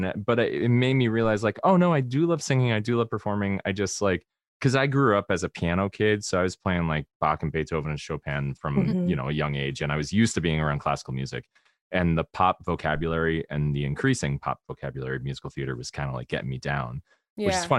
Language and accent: English; Spring Hill, Florida, United States; moved away; I say I'm from Tampa, but I'm from Spring Hill.